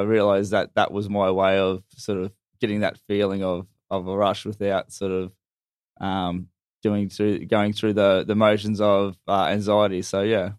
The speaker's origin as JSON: {"language": "English", "region": "North Queensland", "country": "Australia", "moved": "yes", "said": "I'm actually originally from North Queensland"}